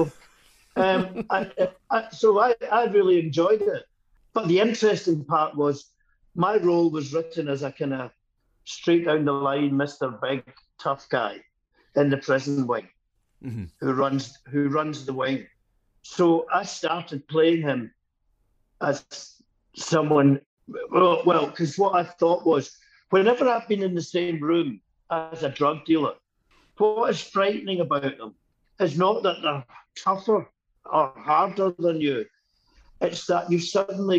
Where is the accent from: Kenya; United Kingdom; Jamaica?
United Kingdom; Carluke, Scotland; born or raised there; also born or lived in Bellshill / Motherwell